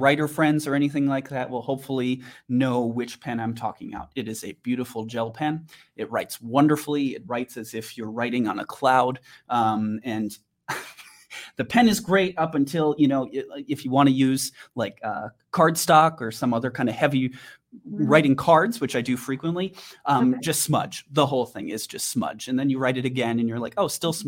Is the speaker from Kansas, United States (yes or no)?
no; Wisconsin, United States; now in Denver, United States; growing up in Wisconsin, I know a lot about rural communities and drug problems